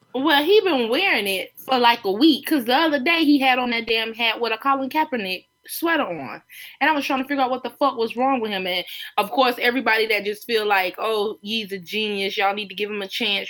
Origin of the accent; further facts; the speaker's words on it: Myrtle Beach, South Carolina, United States; growing up in Myrtle Beach